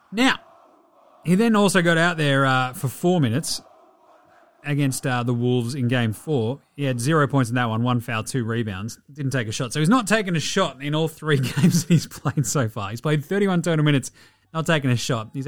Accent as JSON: {"language": "English", "country": "Australia", "said": "I'm Australian, I ain't even fucking heard of this thing."}